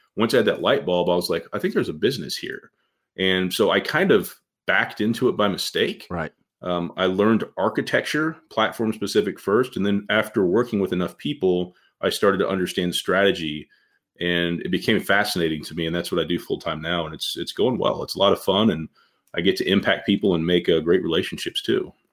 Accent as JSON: {"language": "English", "town": "Indianapolis", "region": "Indiana", "country": "United States", "tie": "born or raised there", "said": "when I was growing up from Indianapolis, I was on the west side of Indy, uh, you know, back in the 80s"}